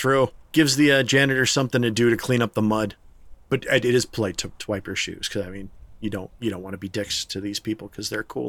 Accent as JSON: {"language": "English", "region": "Pennsylvania", "country": "United States", "tie": "born or raised there", "said": "So, when I was a little kid, there was this really nasty hurricane that stalled over my hometown in Pennsylvania."}